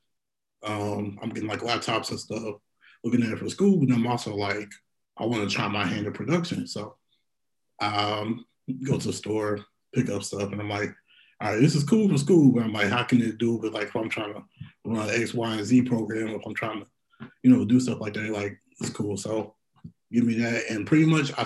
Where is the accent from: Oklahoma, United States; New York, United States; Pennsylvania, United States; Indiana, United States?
Indiana, United States; Indianapolis; also born or lived in West Lafayette, Indiana; back in my hometown in Indy